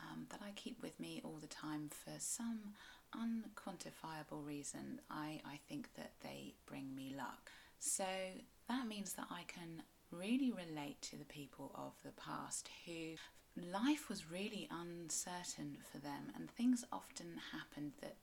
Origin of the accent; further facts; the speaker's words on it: South West England, United Kingdom; I'm a Cornish writer and blogger